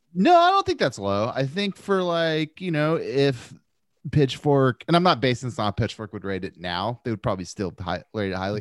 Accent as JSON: {"language": "English", "country": "United States", "said": "As an American"}